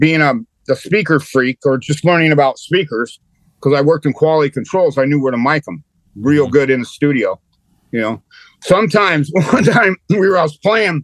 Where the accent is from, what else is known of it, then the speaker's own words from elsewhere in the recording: California, United States; moved away; where I grew up at in California, if you in high school in the 70s